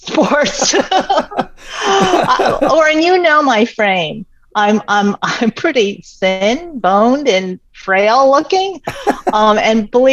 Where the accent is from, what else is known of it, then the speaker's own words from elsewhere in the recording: New York City, New York, United States; with my father being at Columbia, grew up as a New Yorker.